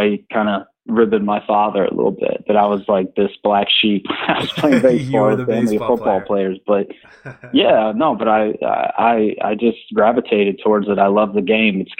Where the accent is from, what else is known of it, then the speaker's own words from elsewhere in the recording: Orlando, Florida, United States; also born or lived in Birmingham; we moved to Orlando from Birmingham when I was 6 years old